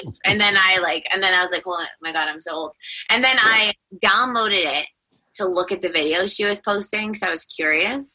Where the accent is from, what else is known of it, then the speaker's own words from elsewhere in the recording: Toronto, Ontario, Canada; also born or lived in Niagara Falls; And I loved growing up in Toronto. I went to high school there, elementary school, and then I moved away to Niagara Falls when I was 18 to go to school.